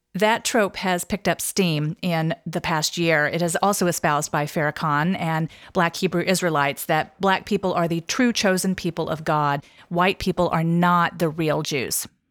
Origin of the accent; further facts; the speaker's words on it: North Carolina, United States; having grown up part of the time in North Carolina